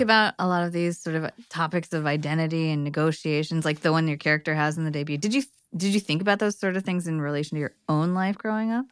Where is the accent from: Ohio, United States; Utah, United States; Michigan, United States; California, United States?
California, United States; Los Angeles area / Bay Area; growing up in the L A area and growing up before that in the Bay Area